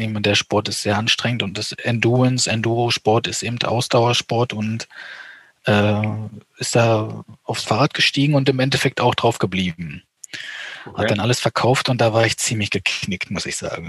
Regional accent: eastern Germany, Germany; Ich komme aus dem Osten Deutschlands

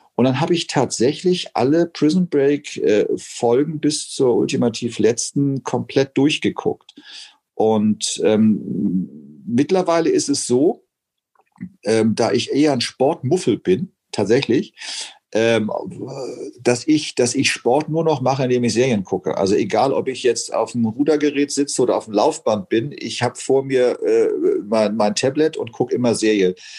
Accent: Hamburg, Germany; Ich bin in Poppenbüttel zur Schule gegangen

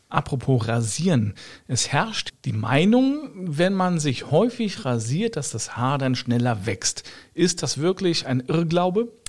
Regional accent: Germany; ich komme jetzt aus Deutschland, ja, mein äh, Schwager auch

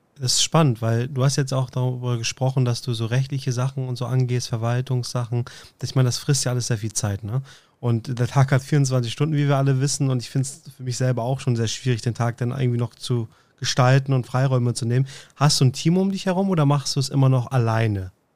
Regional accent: Northern Germany, Germany; Ich komme aus dem Norden

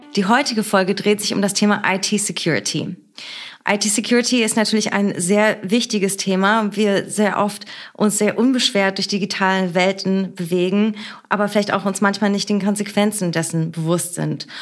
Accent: Berlin, Germany; born or raised there

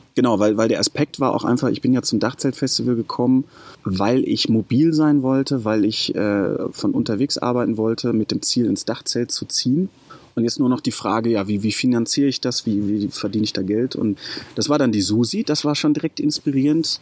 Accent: Lünen, North Rhine-Westphalia, Germany; komme aus dem Ruhrpott, ähm, Lünen bei Dortmund. Da bin ich aufgewachsen

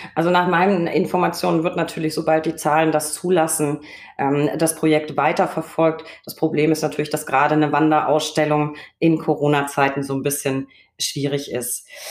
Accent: Recklinghausen, North Rhine-Westphalia, Germany; in meiner Heimat, nee, Recklinghausen

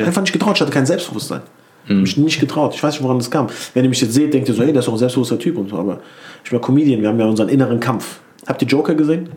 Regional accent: Wiesbaden, Hesse, Germany; ich komme aus Mainz-Kostheim, aber ich sage mal Wiesbaden

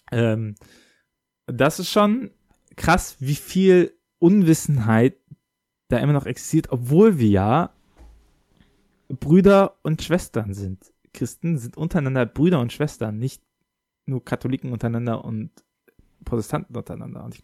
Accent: Bonn, North Rhine-Westphalia, Germany; ich komme aus dem, aus dem Bonn, aus dem Rheinland

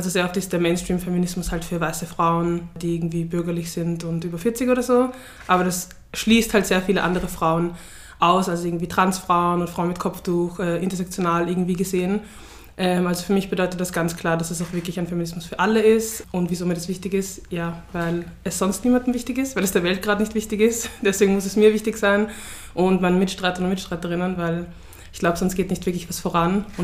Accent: Vienna, Austria; Ja, aus Wien, woher kommst du wirklich? Aus Floridsdorf, willst du die Adresse wissen oder so.

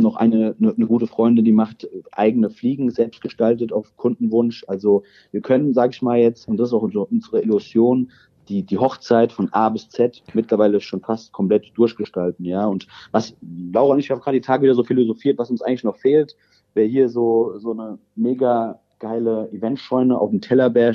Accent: Rosbach vor der Höhe, Hesse, Germany; moved away as an adult; now in Rockenberg, Germany; bin ja eigentlich ein Ur-Rosbacher

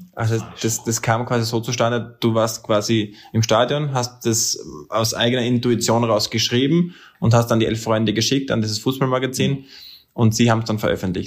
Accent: Austria; als Österreicher

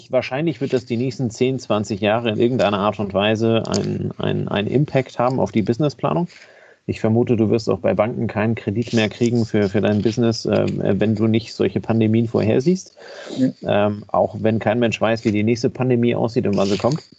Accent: Kiel, Schleswig-Holstein, Germany; Von daher bin ich als Kieler immer davon ausgegangen

